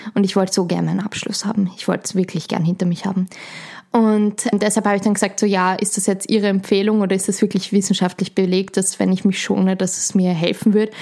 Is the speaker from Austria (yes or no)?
yes; Schwechat, Lower Austria, Austria; ich komme aus Schwächert, bin dort aufgewachsen, lebe dort